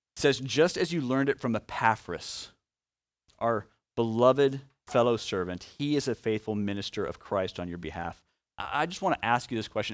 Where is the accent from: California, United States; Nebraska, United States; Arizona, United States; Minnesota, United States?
Nebraska, United States; Omaha; a kid from Omaha who now is a, uh, adult who lives in Omaha